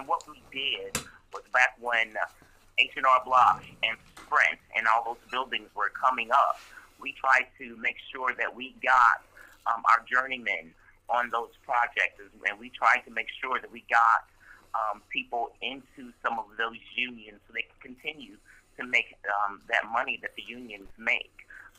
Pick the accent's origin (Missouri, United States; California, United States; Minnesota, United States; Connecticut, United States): Missouri, United States; St. Louis; moved away as an adult; now in Kansas City, United States; I am a native of St. Louis. I grew up in West County. I graduated from Leduc.